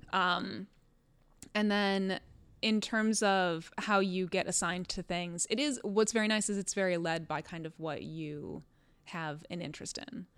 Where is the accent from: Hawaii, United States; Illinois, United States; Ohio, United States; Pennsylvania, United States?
Ohio, United States; Cleveland; moved away as an adult; now in Connecticut, United States; I'm from Ohio. I'm from Cleveland